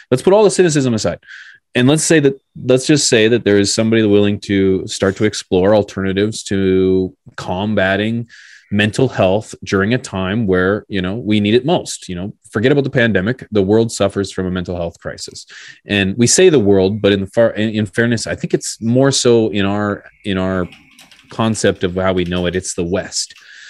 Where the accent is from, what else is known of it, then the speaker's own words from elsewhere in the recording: Canada; I'm Canadian here.